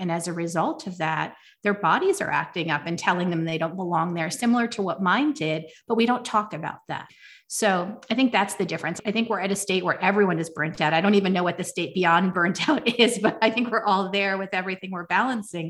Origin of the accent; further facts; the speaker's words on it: United States; growing up in America